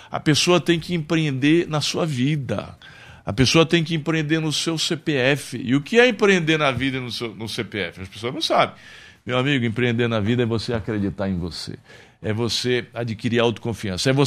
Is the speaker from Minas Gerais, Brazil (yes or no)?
no; Santana dos Garrotes, Paraíba, Brazil; born there; eu nasci pobre, eu nasci na favela, eu nasci lá em Santana dos Garrotes, na Paraíba